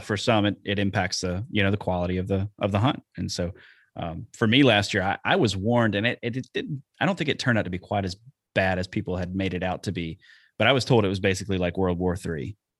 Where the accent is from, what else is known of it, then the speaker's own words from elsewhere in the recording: Alabama, United States; now in Wisconsin, United States; I'm from Alabama, and that's what we did down there